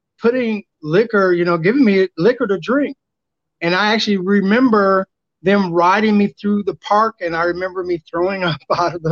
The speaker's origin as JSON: {"language": "English", "town": "Peoria", "region": "Illinois", "country": "United States", "tie": "born or raised there", "said": "my hometown of Peoria, Illinois"}